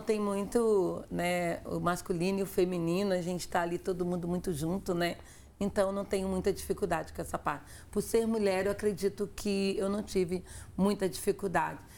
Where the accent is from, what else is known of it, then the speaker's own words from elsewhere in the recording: Afonso Cláudio, Espírito Santo, Brazil; moved away; eu sou de Afonso Cláudio, sou do interior